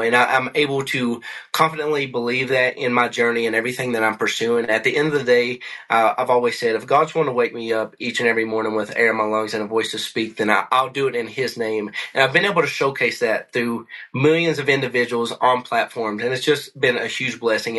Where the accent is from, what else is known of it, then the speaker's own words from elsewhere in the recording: McCreary County, Kentucky, United States; moved away as an adult; also born or lived in Hawaii / Tennessee / Missouri; now in Colorado, United States; I grew up in McCory County, Kentucky